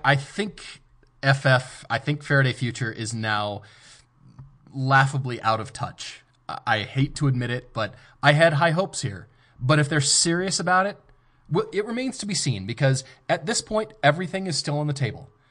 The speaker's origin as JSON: {"language": "English", "region": "Colorado", "country": "United States", "tie": "born or raised there", "said": "I grew up in Colorado"}